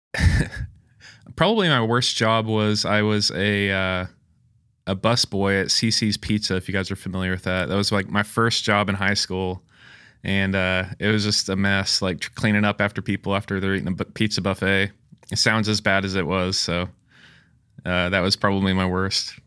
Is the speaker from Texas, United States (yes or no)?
no; Springfield, Missouri, United States; also born or lived in Rockford, Illinois; Born and raised in Springfield, Missouri. Lived here most of my life